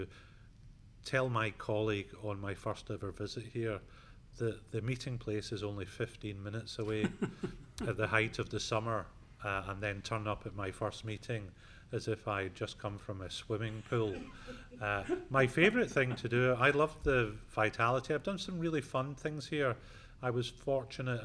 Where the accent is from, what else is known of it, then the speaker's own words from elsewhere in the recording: Scotland, United Kingdom; now in Atlanta, United States; I'm Scottish